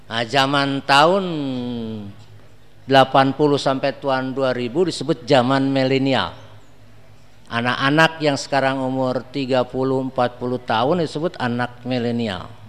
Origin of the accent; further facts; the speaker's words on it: Bandung, West Java, Indonesia; Di Bandung di kota saya susah. Paling datang pengajian 10 orang, 20 orang.